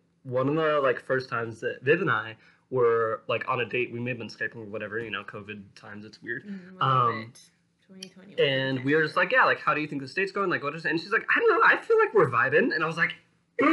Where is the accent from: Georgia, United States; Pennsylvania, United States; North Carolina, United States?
Georgia, United States; Suwanee; I was born and raised in Georgia